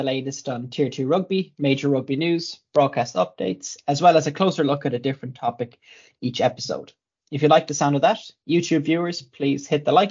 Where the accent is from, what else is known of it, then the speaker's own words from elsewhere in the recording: Ireland; obviously I'm Irish